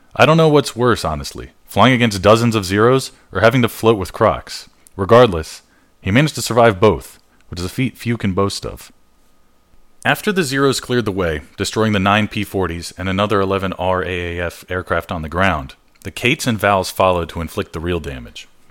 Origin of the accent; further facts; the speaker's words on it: United States; accent: American; I'm American, so I pronounce things the American way